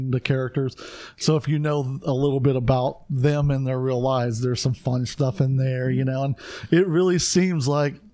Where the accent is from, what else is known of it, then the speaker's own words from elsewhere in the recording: United States; I'm an American